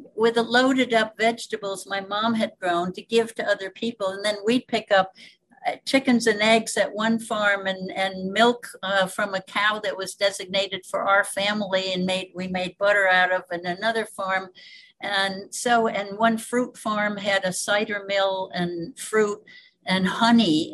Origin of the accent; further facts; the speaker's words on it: Cairo, New York, United States; also born or lived in Canada / Greece / Peru / Spain; now in Hawaii, United States; I uh, was born in the Hudson Valley